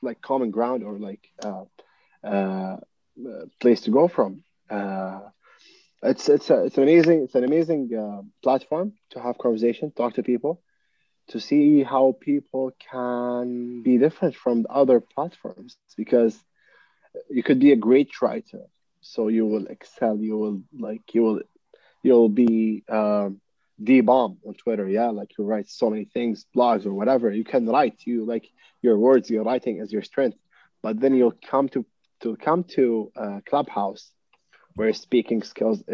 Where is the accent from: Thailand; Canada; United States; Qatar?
Qatar; also born or lived in United Kingdom; comes from Qatar